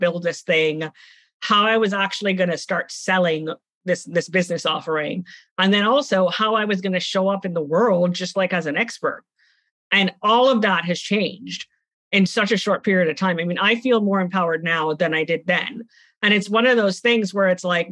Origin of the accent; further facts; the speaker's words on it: Trinidad & Tobago; moved away; I'm from the Caribbean. I grew up in Trinidad and Tobago, and I also went home